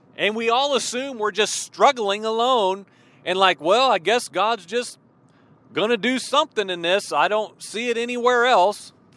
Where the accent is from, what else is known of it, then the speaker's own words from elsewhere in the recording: Illinois, United States; moved away; also born or lived in Georgia; I grew up in Illinois